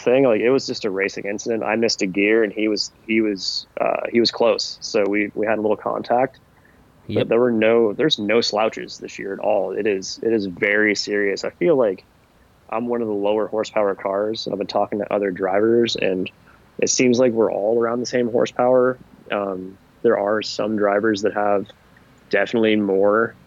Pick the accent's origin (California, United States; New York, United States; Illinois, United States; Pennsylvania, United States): California, United States; Northern; I'm from Northern California.